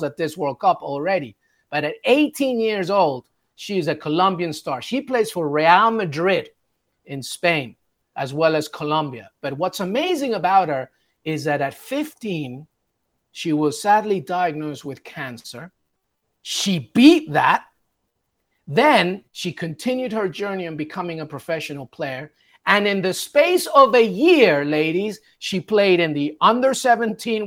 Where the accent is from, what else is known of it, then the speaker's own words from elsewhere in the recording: England, United Kingdom; also born or lived in Peru; I'm Peruvian, but I was born in England and I have family in England.